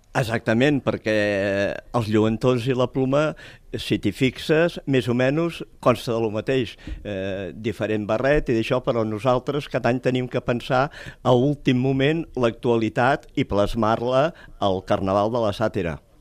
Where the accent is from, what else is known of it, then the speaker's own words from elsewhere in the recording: Tarragona, Catalonia, Spain; jo abans uh, estava a una comparsa del meu barri, el Serrallo